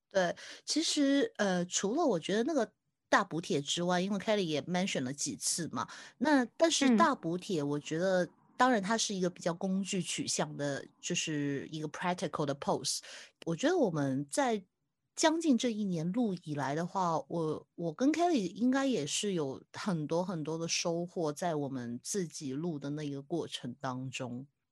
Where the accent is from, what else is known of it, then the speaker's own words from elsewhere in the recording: Hong Kong; 我是香港的